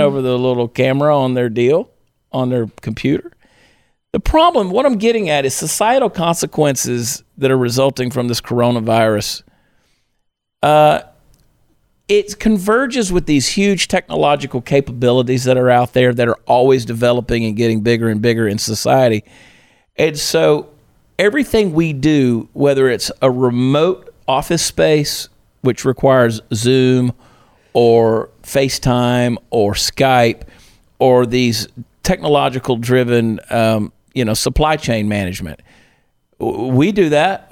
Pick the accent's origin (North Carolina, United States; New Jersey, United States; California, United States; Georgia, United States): Georgia, United States; my hometown in Georgia